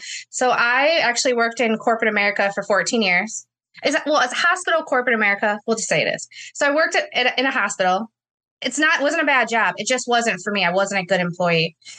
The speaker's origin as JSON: {"language": "English", "town": "Inkster", "region": "Michigan", "country": "United States", "said": "Yeah, I am from Michigan."}